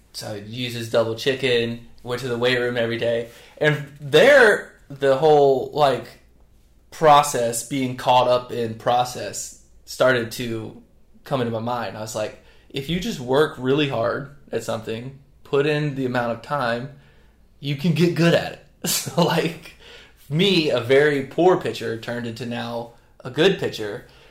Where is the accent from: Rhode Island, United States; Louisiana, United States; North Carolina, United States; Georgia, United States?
North Carolina, United States; now in Charleston, United States; I grew up in North Carolina, the better of the Carolinas